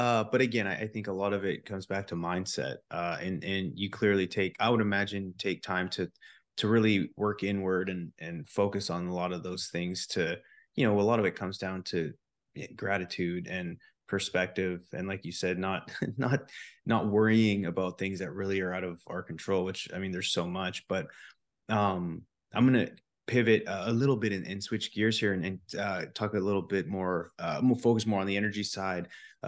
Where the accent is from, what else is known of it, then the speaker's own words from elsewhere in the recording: Canada; born there; You know, I was born in Canada. The house was always warm in the winter and the house was cool in the summer because it never really got that hot.